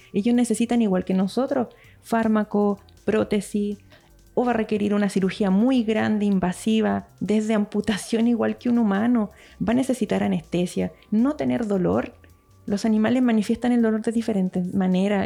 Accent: Santiago, Santiago Metropolitan Region, Chile; moved away as an adult; now in Puerto Aysén, Chile; Yo que soy de Santiago

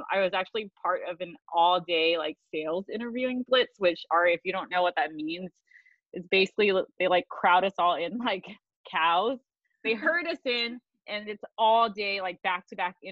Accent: the Bay Area, California, United States; moved away; I'm from the Bay Area.

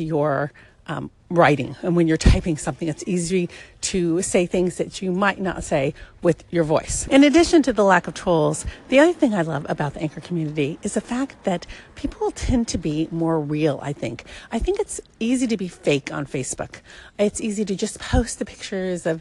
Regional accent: Southern California, United States; I come from SoCal

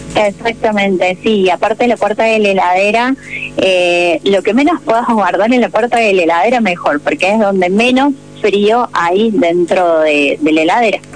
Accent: Córdoba, Argentina; moved away; soy, soy de Córdoba.

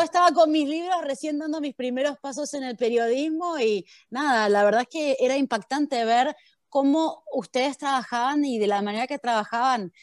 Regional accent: Argentina; moved away as an adult; now in United States; Yo viví hasta los 23 años en Argentina, donde yo era una argentina más. Y de repente me tomé un avión y llegué a Estados Unidos

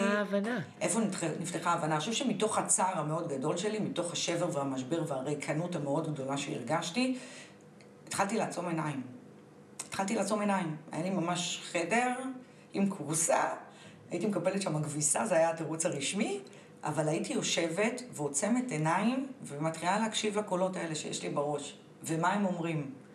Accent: Tel Aviv, Tel Aviv District, Israel; נולדתי בתל אביב

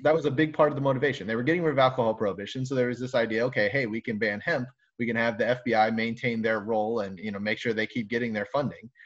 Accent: South Florida, United States; now in Michigan, United States; I'm from South Florida

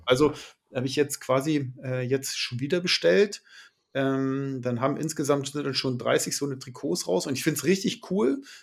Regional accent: Brandenburg, Germany; ich komme ja aus Brandenburg

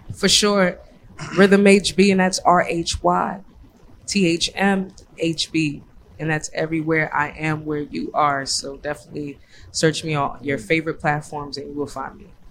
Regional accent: Boston, Massachusetts, United States; now in Philadelphia, United States; I'm from Boston, man

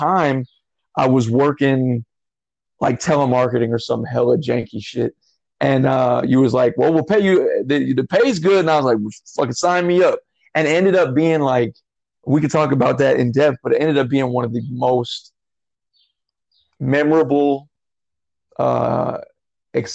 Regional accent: Las Vegas, Nevada, United States; we're from Vegas

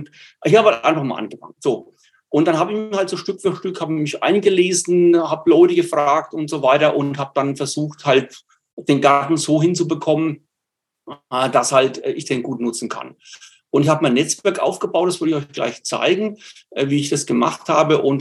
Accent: Bavaria, Germany; accent: Franconian dialect; Ich komme aus Bayern, aus Nordbayern, aus der Nähe von Würzburg. Und da hat man eben diesen fränkischen Dialekt. Ich versuche es also so gut es mir geht, ähm, Hochdeutsch zu sprechen.

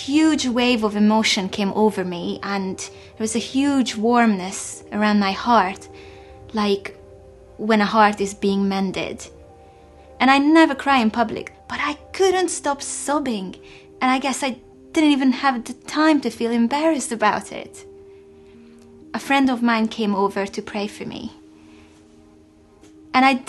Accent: Hungary; moved away as an adult; now in England; I was born in Hungary in the 1980s, and this was at the time when the country was still under the communist regime

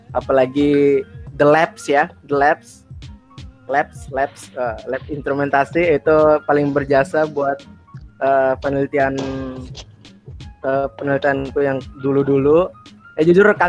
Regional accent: Bima, West Nusa Tenggara, Indonesia; apalagi nih anak timur, terutama aku kan dari Bima nih. Dari Bima kebetulan di pesisir pantai rumahnya.

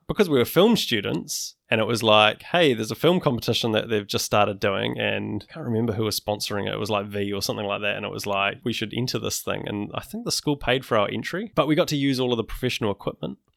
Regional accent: Wellington, New Zealand; growing up in Wellington, I used to do stop go animation

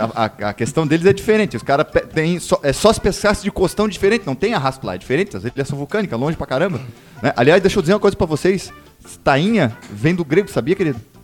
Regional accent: Florianópolis, Santa Catarina, Brazil; Sou manezinho do centro

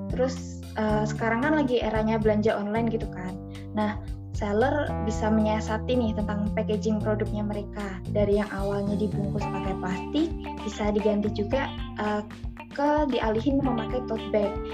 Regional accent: Madiun, East Java, Indonesia; Aku dari aku domisili Jawa Timur, tepatnya aku dari Kota Madiun

